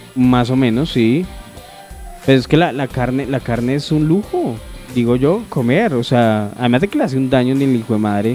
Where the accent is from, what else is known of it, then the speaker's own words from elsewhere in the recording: Colombia; como cualquier colombiano